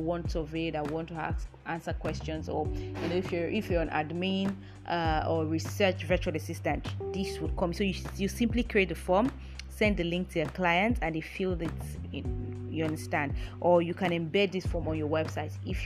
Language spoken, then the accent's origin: English; Nigeria; I'm a Nigerian